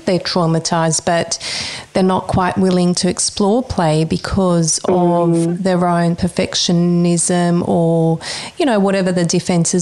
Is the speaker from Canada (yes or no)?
no; Croatia; moved away; I grew up in Croatia, coming here during the war, but I'm a Bosnian Serbian